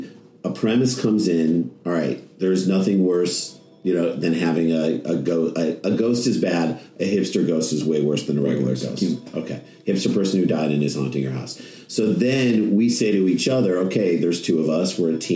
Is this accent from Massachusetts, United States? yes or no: no; St. Louis, Missouri, United States; now in New York, United States; So what happened to us is we came to New York in 1994. So we grew up in St. Louis, Missouri, which is like Midwest.